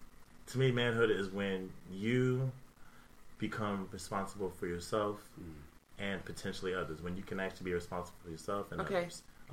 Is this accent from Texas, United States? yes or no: yes; San Antonio, Texas, United States; also born or lived in Queens, New York / Germany; And then we moved to Cali, Germany. I spent most of my life in San Antonio, so I have to claim San Antonio.